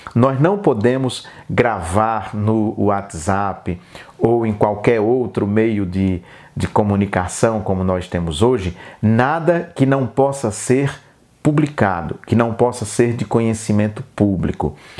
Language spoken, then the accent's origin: Portuguese; Brazil; nós, brasileiros